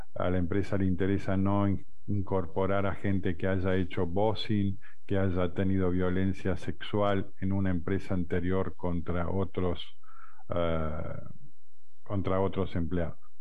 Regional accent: Argentina

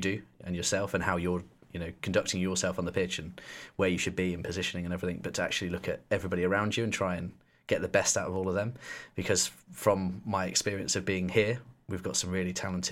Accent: Weymouth, South West England, United Kingdom; also born or lived in Poole / Bournemouth; I grew up in Weymouth and went to school in Weymouth, and I moved when I was 16 to live in Poole.

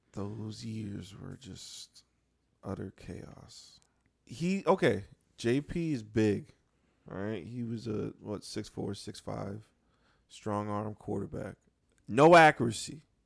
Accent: Buffalo, New York, United States; Come from, uh, the land of the buffalo

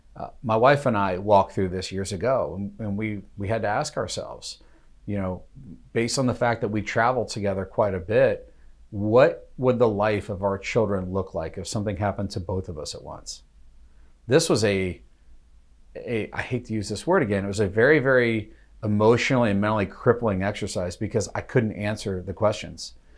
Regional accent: United States; as an American

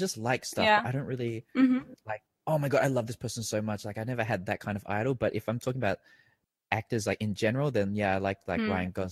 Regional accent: Australia; now in Thailand; growing up in Australia

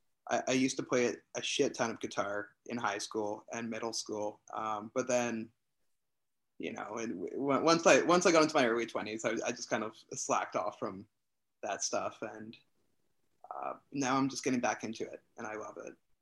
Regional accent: Toronto, Ontario, Canada; I'm the only one that's actually from like born and raised in Toronto.

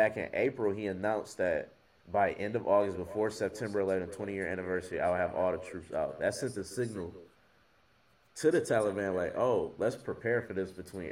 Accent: United States; we're American

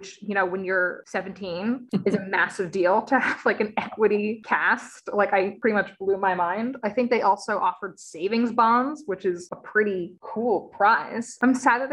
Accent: South Florida, United States; born or raised there; moved away

